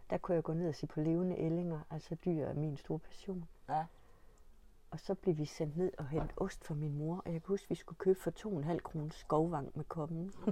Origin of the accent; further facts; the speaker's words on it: Stensballe, Central Denmark Region, Denmark; min barndom er foregået i Stensballe, eller på Hesteryg, mm. på Nørmarksgården ved Lund.